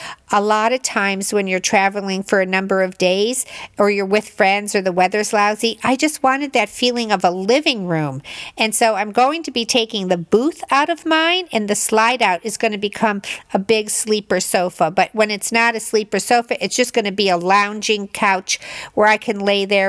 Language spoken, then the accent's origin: English; Illinois, United States; I grew up in Illinois. And when you grow up in the Midwest, you're a lake house person. You're not a Jersey Shore person.